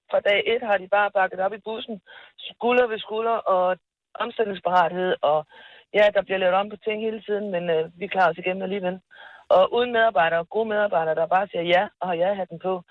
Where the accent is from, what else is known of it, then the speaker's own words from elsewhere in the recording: Colombia; Danish is a second language; now in Denmark; Så jeg er oprindelig fra Colombia, mm. men, men da jeg kom til Danmark, øh, jeg har mødt kun øh, gode oplevelser.